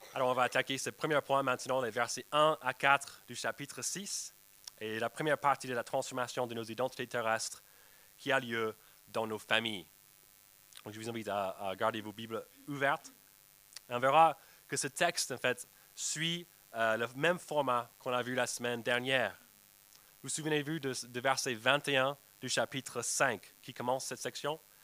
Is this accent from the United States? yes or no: yes; United States; moved away; chez moi aux États-Unis avec ma nièce. Je rentrais pour visiter ma famille